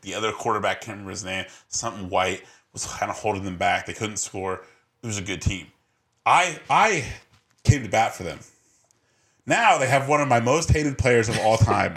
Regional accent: Wichita, Kansas, United States; We come from Wichita

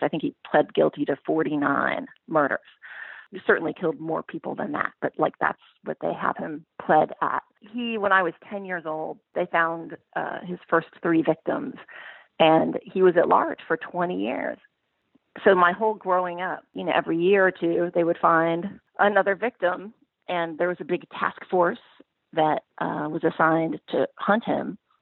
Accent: Pacific Northwest, United States; when I was growing up in the Pacific Northwest

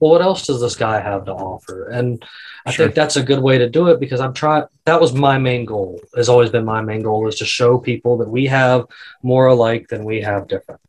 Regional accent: the South, United States; I'm from the South

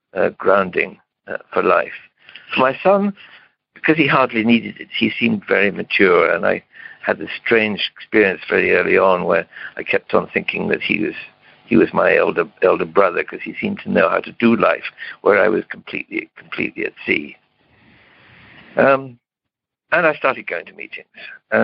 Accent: Romania; I moved back to my home country. I'm of Romanian origin, but of British nationality

